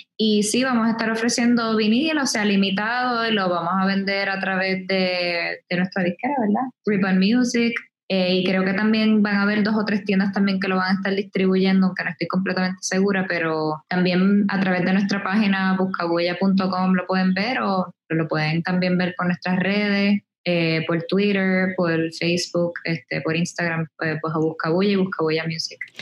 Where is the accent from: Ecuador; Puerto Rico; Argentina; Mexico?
Puerto Rico; moved away as an adult; also born or lived in Brooklyn, New York; aquí en la calle, en Puerto Rico, como decimos nosotros